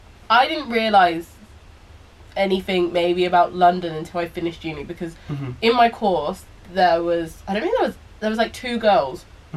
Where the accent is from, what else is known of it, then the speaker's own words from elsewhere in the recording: Belize; when I started going to Chowow and St. Gregory's, people from Black Belize would say that I changed my accent. They were like, you started to sound posh.